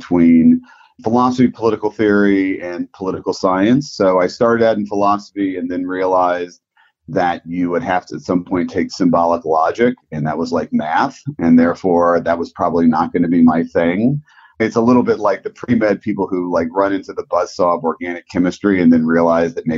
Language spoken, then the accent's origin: English; Prince George's County, Washington, D.C. area, Maryland, United States; I grew up in Washington, D.C. area. I grew up in Prince George's County